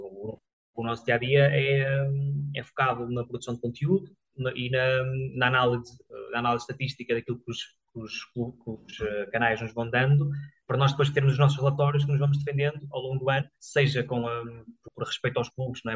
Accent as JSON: {"language": "Portuguese", "town": "Cinfães", "country": "Portugal", "tie": "born or raised there", "also_born_or_lived": "Viseu", "moved": "yes", "said": "eu também sou natural de Sinfãs"}